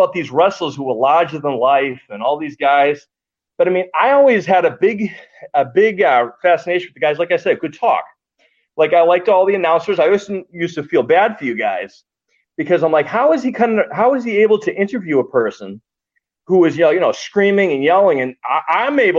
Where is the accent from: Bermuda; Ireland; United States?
Ireland; I'm Irish